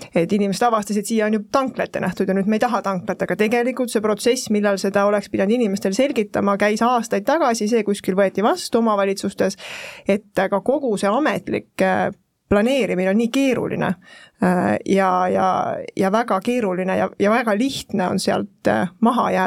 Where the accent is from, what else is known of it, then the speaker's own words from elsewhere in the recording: Pärnu, Pärnu County, Estonia; ma olen ise Pärnust pärit, väga hea rääkida sellel teemal kaasa